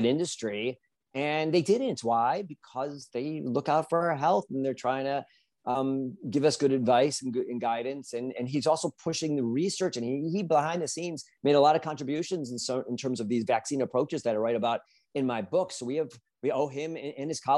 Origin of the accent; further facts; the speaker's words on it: United States; there's a lot to be proud of as an American